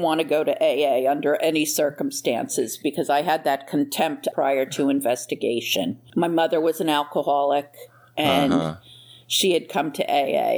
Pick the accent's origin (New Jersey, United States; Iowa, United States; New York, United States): New Jersey, United States; moved away as an adult; now in Florida, United States; I'm originally from New Jersey, and I've been in Florida just about 2.5 years.